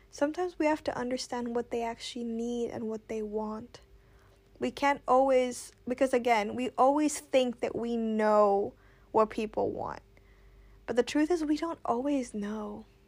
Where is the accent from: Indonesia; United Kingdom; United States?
Indonesia; I grew up in Indonesia